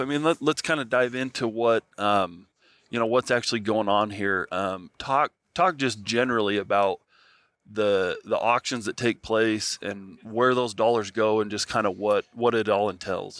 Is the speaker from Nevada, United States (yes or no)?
yes; Nevada, United States; I grew up in Nevada